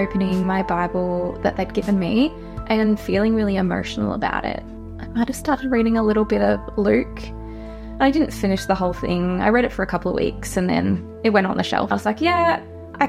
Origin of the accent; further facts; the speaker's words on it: Sale, Victoria, Australia; I grew up around Gippsland. I grew up just outside of Sale on a farm